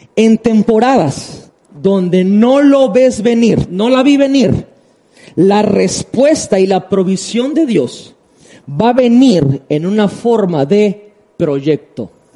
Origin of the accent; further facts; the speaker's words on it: Tabasco, Mexico; voy a hablar por Tabasco y amo mi tierra